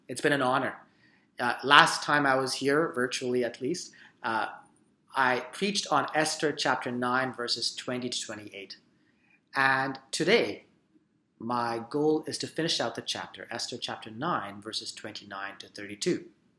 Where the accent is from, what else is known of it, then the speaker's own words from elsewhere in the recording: Surrey, British Columbia, Canada; We immigrated to Canada when I was 13 years old, and I grew up in Surrey.